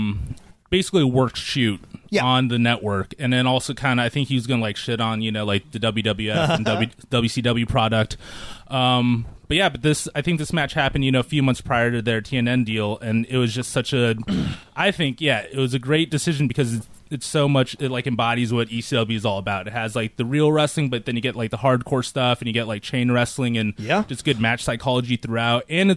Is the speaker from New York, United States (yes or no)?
no; Diamond Bar, California, United States; I'm from from Diamond Bar.